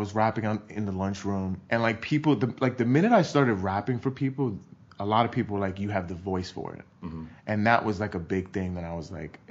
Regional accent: New York City, New York, United States; because I grew up in New York

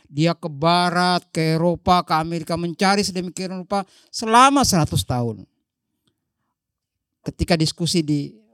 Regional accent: Donggala, Central Sulawesi, Indonesia; Saya bukan orang Jawa, saya dari Donggala, maka saya harus melihat kamus

